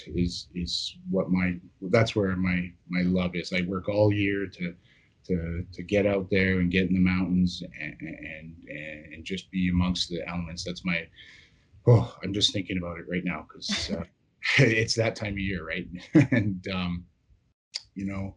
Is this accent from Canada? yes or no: yes; Yukon, Canada; born and raised in the Yukon, very much an outdoor oriented childhood